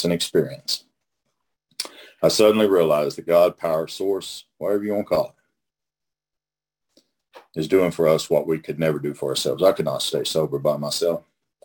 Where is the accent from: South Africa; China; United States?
United States; Oklahoma; I'm from Oklahoma